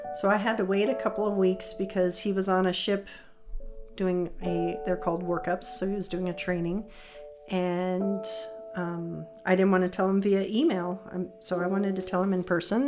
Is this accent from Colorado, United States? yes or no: yes; Colorado, United States; I grew up in Colorado, home with my parents all the time